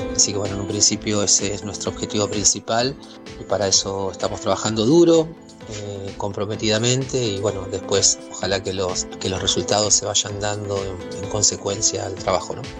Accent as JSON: {"language": "Spanish", "country": "Argentina", "said": "como buenos argentinos queremos siempre eh, ganar"}